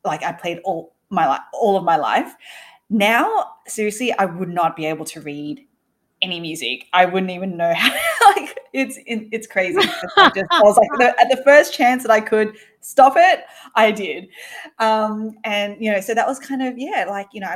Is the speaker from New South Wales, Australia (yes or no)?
yes; Sydney, New South Wales, Australia; also born or lived in Malaysia; I grew up in Sydney, moved over there from Malaysia. So my parents actually originally from Malaysia, and moved over when I was a baby